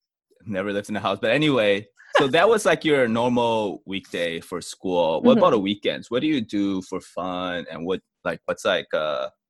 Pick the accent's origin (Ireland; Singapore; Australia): Singapore; also born or lived in Hong Kong; Like, I grew up in Singapore and Hong Kong.